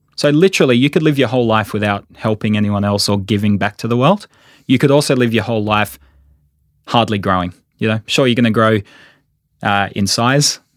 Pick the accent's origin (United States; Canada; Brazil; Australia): Australia; Sydney, New South Wales; moved away as an adult; now in Queensland, Australia; I'm a Sydneysider